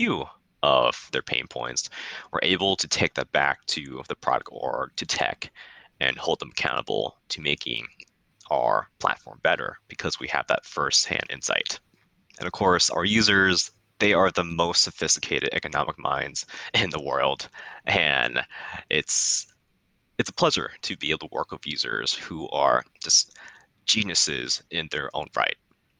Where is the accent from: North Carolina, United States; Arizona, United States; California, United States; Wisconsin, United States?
California, United States; Yes, I will point to three places in my neighborhood that greatly shaped the person that I've become.